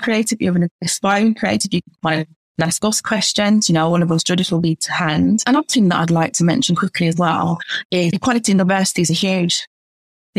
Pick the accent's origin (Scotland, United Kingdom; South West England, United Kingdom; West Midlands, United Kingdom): West Midlands, United Kingdom; Birmingham; I'm from Birmingham myself